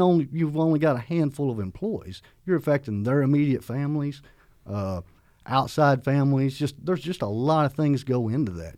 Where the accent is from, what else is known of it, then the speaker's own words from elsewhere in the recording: McCurtain County, southeast Oklahoma, United States; accent: southern; moved away as an adult; the area I'm from, which I'm proud, I'm from Choctaw, McCurtain County, this very far southeast corner.